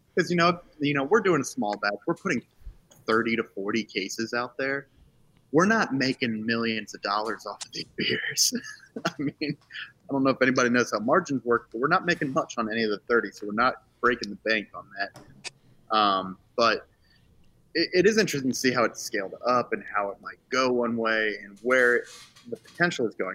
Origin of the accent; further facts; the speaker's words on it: Charlottesville, Virginia, United States; I grew up in Charlottesville